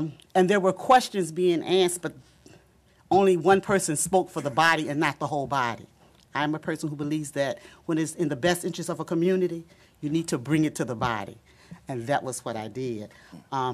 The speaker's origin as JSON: {"language": "English", "town": "Norfolk", "region": "Virginia", "country": "United States", "tie": "born or raised there", "moved": "as an adult", "said": "I was born in the Campostella area, actually on Selden and on Selden Avenue on the corner of Selden, and I now live on Hatton Street, back at the house where my mother was born in Campostella"}